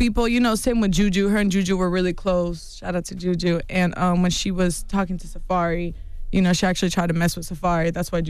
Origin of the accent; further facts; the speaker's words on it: Mexico; See, in our culture, like, I'm from Mexico.